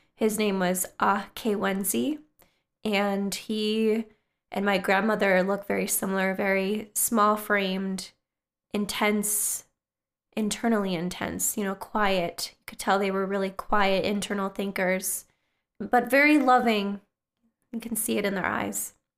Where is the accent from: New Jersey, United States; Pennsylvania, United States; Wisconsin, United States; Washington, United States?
Wisconsin, United States; northern; now in Twin Cities, Minnesota, United States; my hometown in northern Wisconsin